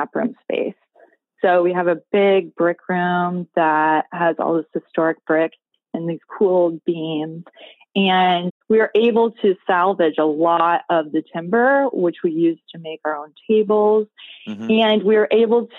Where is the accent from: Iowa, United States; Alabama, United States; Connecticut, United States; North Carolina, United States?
Iowa, United States; moved away as an adult; now in Gainesville, United States; I'm from Iowa. So I am not a Gainesville native. My husband and I moved here in 2009